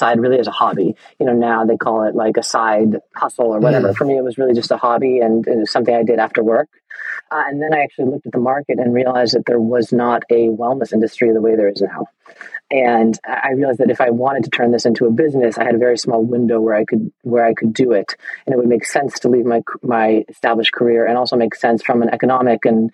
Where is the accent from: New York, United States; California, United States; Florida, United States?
California, United States; Northern; born and raised in Northern California